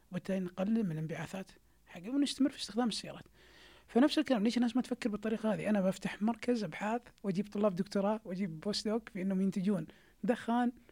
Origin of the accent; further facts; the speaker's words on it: Saudi Arabia; عندنا في السعودية